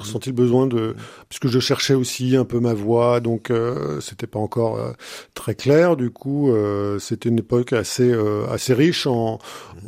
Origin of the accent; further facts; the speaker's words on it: Châteauroux, Centre-Val de Loire, France; moved away as an adult; also born or lived in Saint-Germain-en-Laye / Aix-en-Provence / Haiti; now in Blois, France; J'ai vu mon enfance à Châteauroux